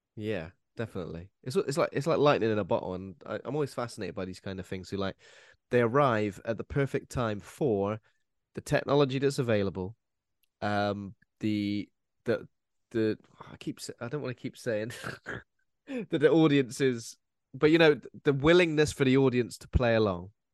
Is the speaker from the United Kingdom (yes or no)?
yes; United Kingdom; as British, as people who've watched, like, the B B C growing up